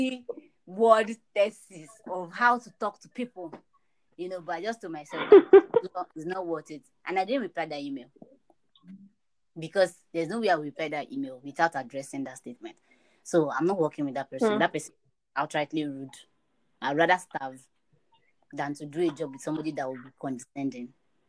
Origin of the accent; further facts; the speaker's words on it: Nigeria; I live in Nigeria and I'm a Nigerian